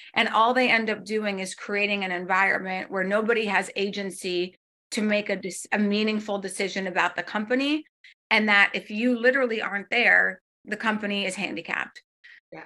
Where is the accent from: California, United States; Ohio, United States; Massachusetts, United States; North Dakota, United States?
North Dakota, United States; moved away; I'm again from North Dakota.